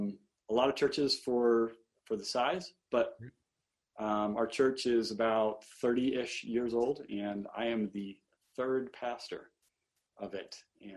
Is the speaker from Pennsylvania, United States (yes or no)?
yes; Lancaster, Pennsylvania, United States; moved away as an adult; also born or lived in St. Louis, Missouri / Kansas City; now in Missouri, United States; I'm originally from Southeast Pennsylvania, Lancaster, Amish and Mennonite people. Those are my my relatives.